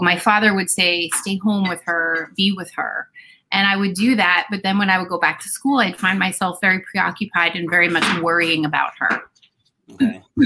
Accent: New Jersey, United States; born or raised there

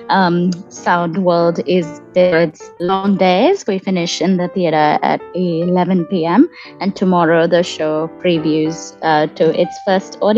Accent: Kuwait; I was born and raised in Kuwait um, just before the Gulf War, um, and where my parents were working as immigrants

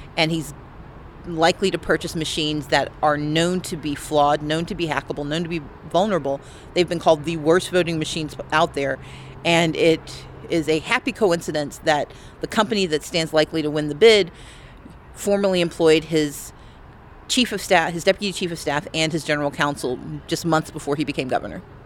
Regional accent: United States; also born or lived in Georgia; I am an American

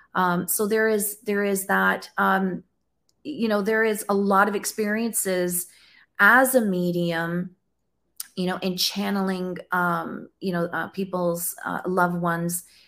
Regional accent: Canada; I'm from Canada. I'm in Ontario.

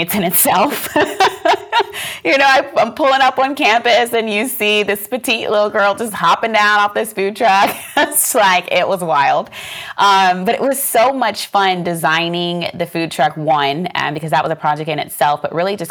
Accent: Pinellas Park, Florida, United States; I was born and raised in Pinellas Park, Florida, which is right outside of the Tampa Bay, right outside of Tampa

